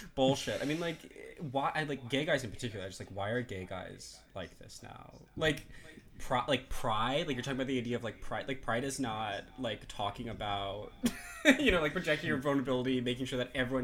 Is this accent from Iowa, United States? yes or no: yes; Iowa, United States; moved away; growing up in Iowa... I didn't really know any Jewish people. There's some Jewish people in Des Moines